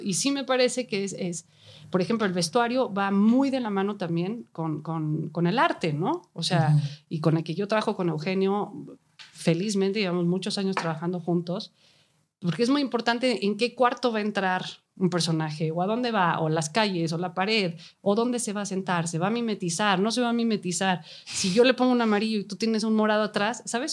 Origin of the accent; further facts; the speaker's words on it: Mexico; first language Spanish; yo soy mexicana, me siento más cómodo trabajando aquí en mi propia lengua